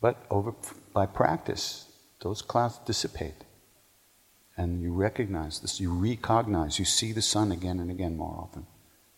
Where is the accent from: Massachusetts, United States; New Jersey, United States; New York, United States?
New York, United States; New Hyde Park; moved away; I went to Herrick's in New Hyde Park